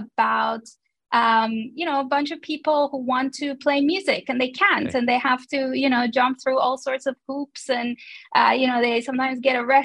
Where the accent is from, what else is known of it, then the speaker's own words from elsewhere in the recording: Tehran, Tehran Province, Iran; moved away as an adult; also born or lived in London; I am originally Persian. So I was born and raised in Tehran, Iran, before I moved to London in 2009.